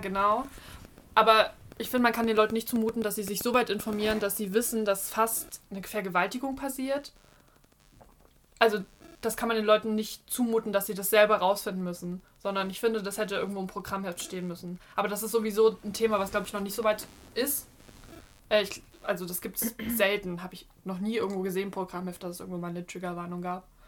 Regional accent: Leipzig, Saxony, Germany; mit meiner Familie bei uns in Leipzig

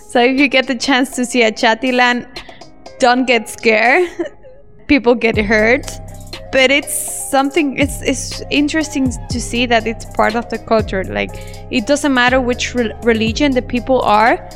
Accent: El Salvador; moved away as an adult; also born or lived in Germany; now in Yogyakarta, Indonesia

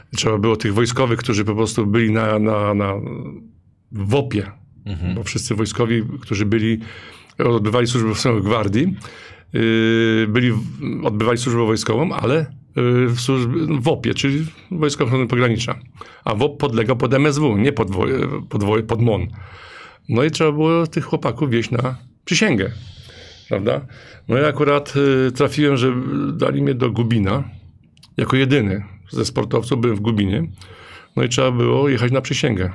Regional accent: Leszno, Greater Poland, Poland; pochodzę z Leszna, jestem dumny, że pochodzę z Leszna

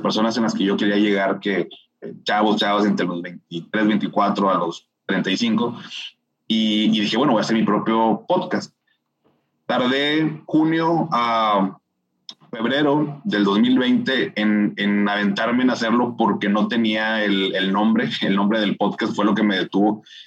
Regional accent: Monterrey, Nuevo León, Mexico; soy regio, tengo 36 años de, de vivir aquí en, en, Monterrey

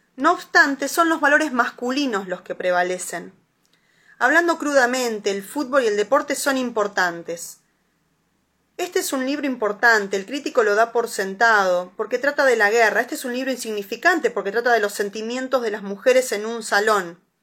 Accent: La Plata, Buenos Aires Province, Argentina; yo soy de La Plata

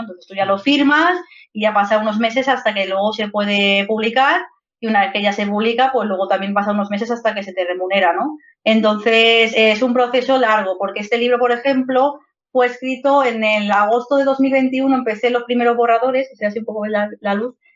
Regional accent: Madrid, Community of Madrid, Spain; moved away as an adult; now in Zaragoza, Spain; nací en Madrid y he estado toda la vida viviendo en Madrid, en el barrio de Vallecas pero actualmente hace un par de meses me he venido a vivir aquí a Zaragoza con mi pareja

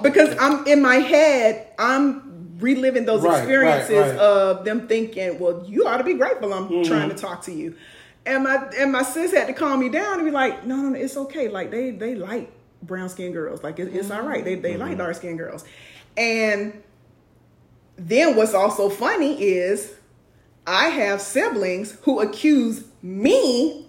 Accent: Jacksonville, Florida, United States; moved away; I'm from Jacksonville, Florida.

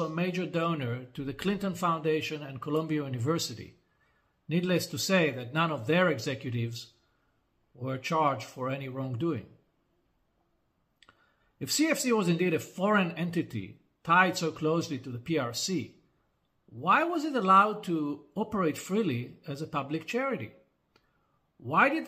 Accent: Israel; my home country of Israel, where I reside most of the time.

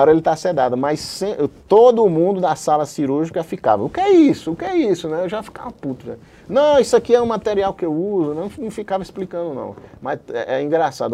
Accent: João Pessoa, Paraíba, Brazil; moved away; foi de onde eu vim, né, de João Pessoa da Paraíba, onde eu fiz a faculdade de medicina

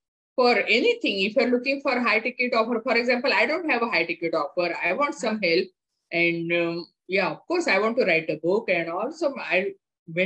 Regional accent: India; moved away; I thought this was my upbringing, especially because I'm from India. That is how I grew up

